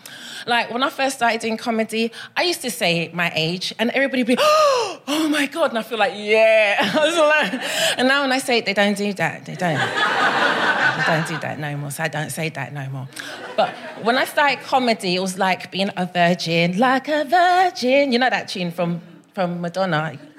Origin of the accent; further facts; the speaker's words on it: Brixton, London, United Kingdom; I come all the way from Brixton. I'm very excited to be here.